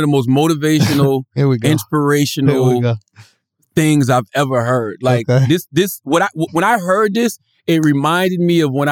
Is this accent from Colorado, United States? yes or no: no; New Jersey, United States; New Jersey is a place that I call home